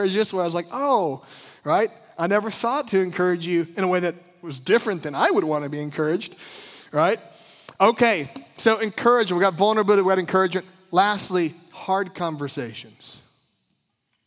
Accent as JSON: {"language": "English", "region": "Midwest", "country": "United States", "tie": "born or raised there", "said": "I grew up in the Midwest"}